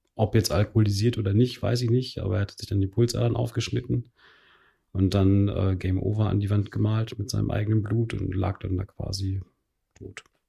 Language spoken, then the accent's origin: German; Telgte, North Rhine-Westphalia, Germany; ich selbst habe in Telchte gespielt, in dem Ort, wo ich aufgewachsen bin.